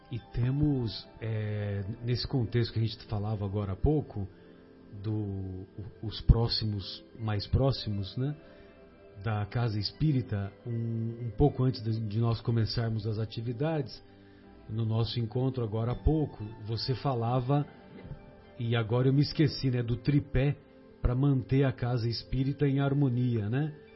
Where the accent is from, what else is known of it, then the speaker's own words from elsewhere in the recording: São José do Rio Pardo, São Paulo, Brazil; moved away; eu saí de São José do Rio Pardo